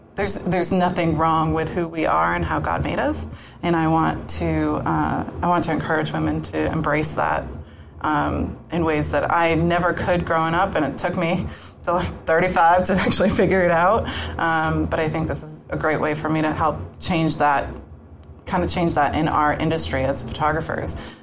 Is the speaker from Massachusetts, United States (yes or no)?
yes; Boston, Massachusetts, United States; moved away as an adult; now in Florida, United States; grew up just outside of Boston